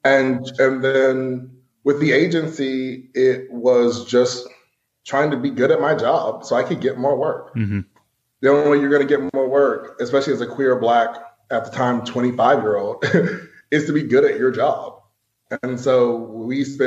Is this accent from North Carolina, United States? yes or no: yes; Asheville, North Carolina, United States; also born or lived in New York City; I'm from Asheville. So like I have done all the debutantes and the brigades and all that sort of thing.